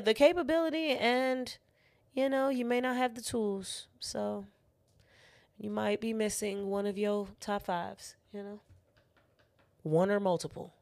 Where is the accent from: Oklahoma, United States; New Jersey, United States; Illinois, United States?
Illinois, United States; Chicago